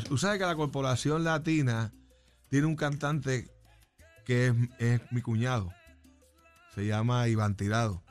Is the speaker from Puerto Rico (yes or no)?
yes; Caguas, Puerto Rico; also born or lived in New York; now in Juncos, Puerto Rico; Yo soy de Cagua y desde y ahora soy, de Junco